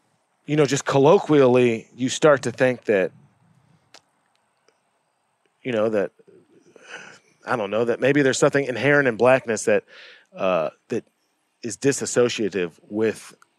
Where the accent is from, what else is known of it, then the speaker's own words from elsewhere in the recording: St. Louis, Missouri, United States; now in Arkansas, United States; I'm from St. Louis.